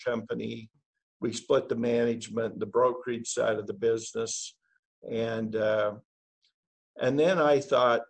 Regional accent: Idaho, United States; moved away as an adult; now in Utah, United States; I'm from originally from Idaho

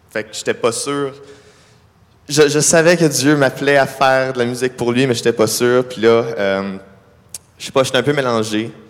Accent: Ottawa, Ontario, Canada; Je viens pas d'ici, je viens d'Ottawa

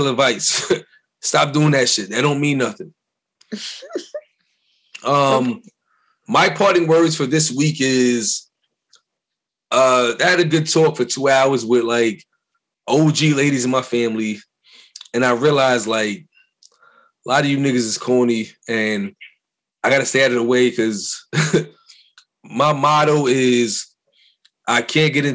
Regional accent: New York City, New York, United States; I'm from Brooklyn

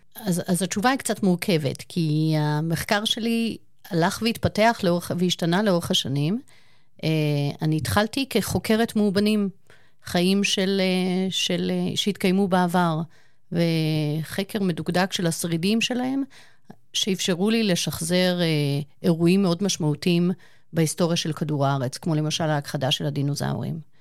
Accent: Eilat, Southern District, Israel; moved away; אני גדלתי בתקופה מסוימת בחיי, גרנו באילת.

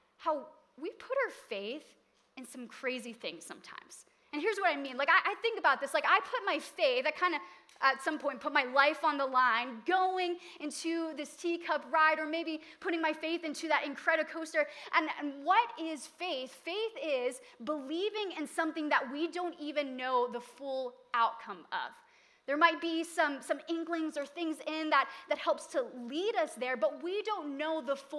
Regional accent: Hawaii, United States; moved away as an adult; I was from Hawaii

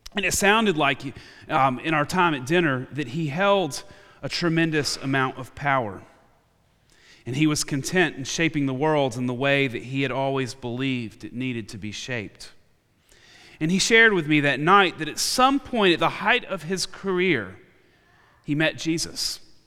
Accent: United States; my identity as an American in this country I call home.

